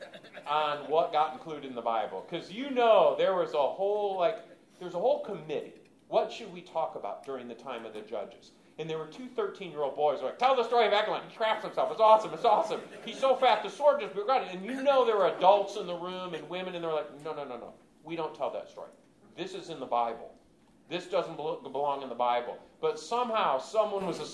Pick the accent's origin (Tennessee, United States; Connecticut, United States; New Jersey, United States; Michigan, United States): Michigan, United States; I grew up in Michigan